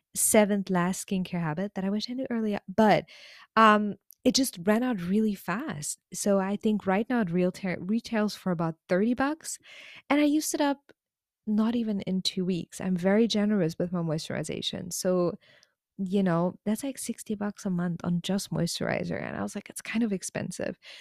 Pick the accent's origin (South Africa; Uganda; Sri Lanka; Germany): Germany; now in South Korea; I'm originally from Germany